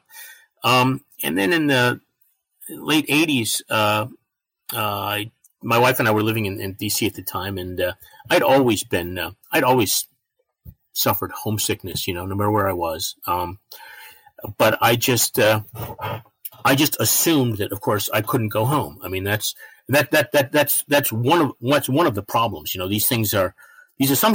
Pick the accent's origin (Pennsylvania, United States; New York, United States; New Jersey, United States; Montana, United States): New York, United States; Batavia; also born or lived in Elba, New York; my hometown is the geographic centerpiece of Genesee County. It's called Batavia